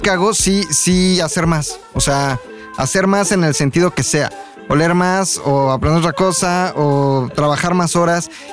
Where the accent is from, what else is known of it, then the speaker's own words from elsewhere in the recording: Mexico; los mexicanos somos